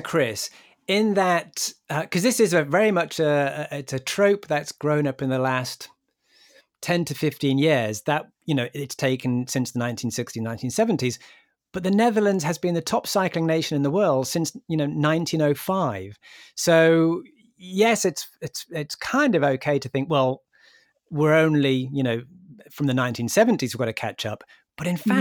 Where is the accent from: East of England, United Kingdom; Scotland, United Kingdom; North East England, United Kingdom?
North East England, United Kingdom; Newcastle upon Tyne; my hometown in Newcastle